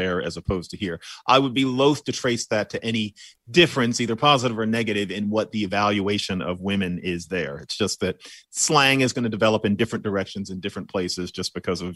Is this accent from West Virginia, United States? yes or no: no; Philadelphia, Pennsylvania, United States; born or raised there